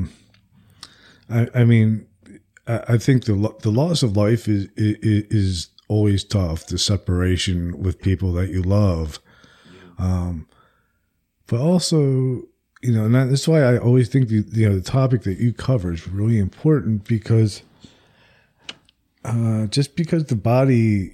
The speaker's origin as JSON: {"language": "English", "region": "New Jersey", "country": "United States", "moved": "yes", "lives_now": "Alabama, United States", "said": "I'm from New Jersey, but I live in Alabama"}